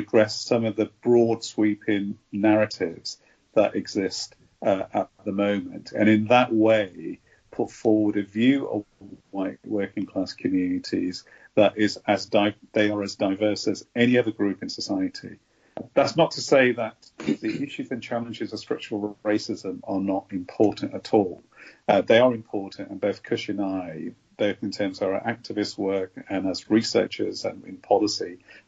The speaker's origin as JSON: {"language": "English", "town": "Birmingham", "region": "West Midlands", "country": "United Kingdom", "tie": "born or raised there", "said": "my lived experiences of growing up in Birmingham"}